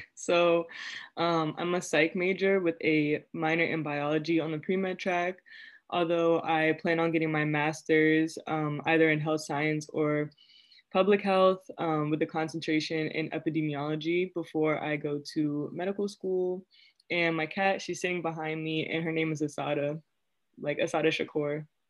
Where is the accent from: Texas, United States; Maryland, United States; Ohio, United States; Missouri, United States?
Maryland, United States; Prince George's County; moved away as an adult; now in Worcester, United States; I'm originally from Prince George's County, Maryland.